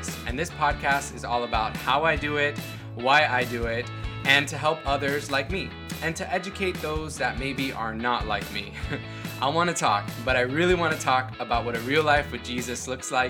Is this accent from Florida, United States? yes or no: yes; Miami, Florida, United States; I was born in Miami